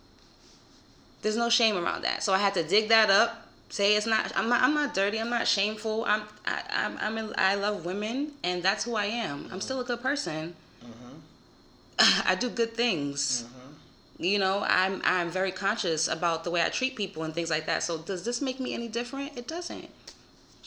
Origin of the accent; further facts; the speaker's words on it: New York City, New York, United States; also born or lived in Florida; I'm from Co-op City